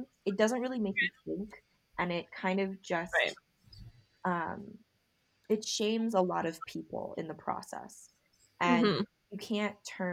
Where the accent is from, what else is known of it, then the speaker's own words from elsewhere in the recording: United States; ABC is American born Chinese. I am